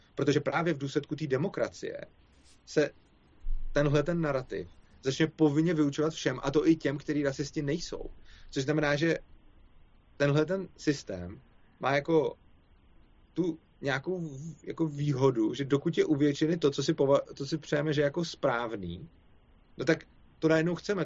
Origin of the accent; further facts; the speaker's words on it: Czechia; my Češi